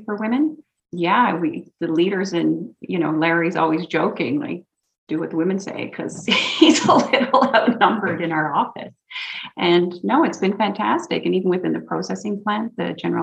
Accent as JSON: {"language": "English", "region": "Newfoundland and Labrador", "country": "Canada", "also_born_or_lived": "Vancouver Island", "moved": "yes", "said": "a Newfoundlander because we love to talk so much"}